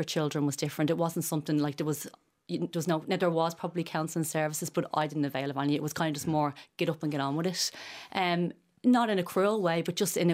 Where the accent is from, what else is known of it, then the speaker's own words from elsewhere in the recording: Ireland; being Irish